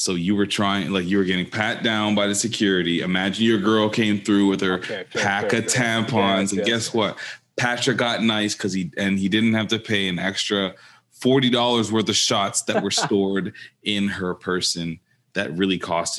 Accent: Jamaica; Don't mind the Appleton. I'm Jamaican.

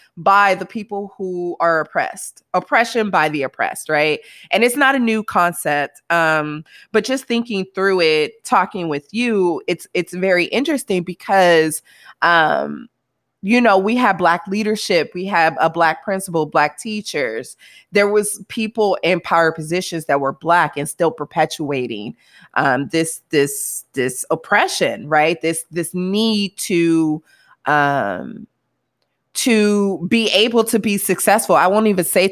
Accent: St. Louis, Missouri, United States; now in California, United States; I'm actually from St. Louis, Missouri. And so when I grew up, there was not that diversity

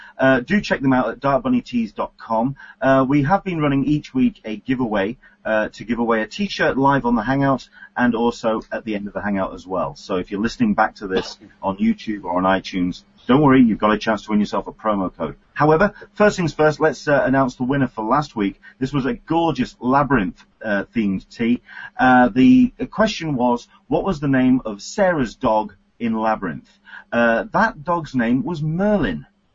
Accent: England, United Kingdom; now in San Diego, United States; I am an Englishman in San Diego

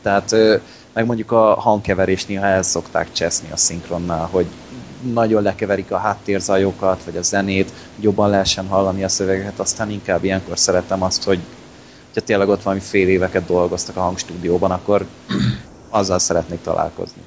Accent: Hungary; nem oroszok vagyunk, magyarok

